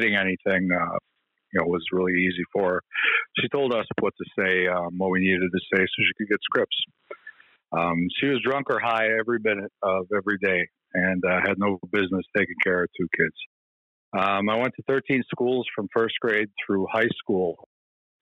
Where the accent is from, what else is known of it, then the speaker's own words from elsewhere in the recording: Midwest, United States; I was born in the Midwest